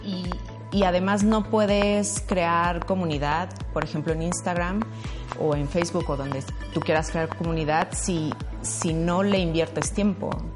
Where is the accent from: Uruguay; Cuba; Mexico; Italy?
Mexico; moved away as an adult; also born or lived in Barcelona, Spain / England; now in Luxembourg; soy mexicana, tengo 15 años viviendo en Europa